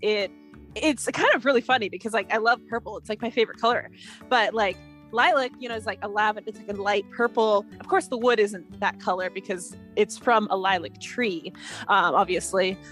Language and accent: English; United States; I am American